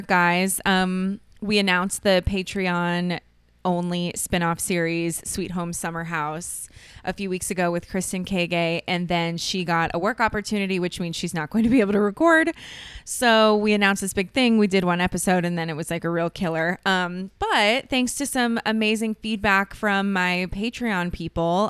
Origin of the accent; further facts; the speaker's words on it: Ohio, United States; moved away as an adult; now in Los Angeles, United States; I grew up in Ohio